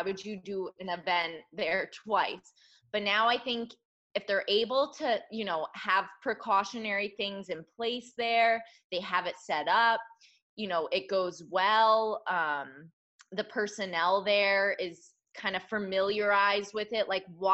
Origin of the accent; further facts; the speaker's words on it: Connecticut, United States; now in Orlando, United States; I'm also from Connecticut, which people don't realize is like the humid capital of this country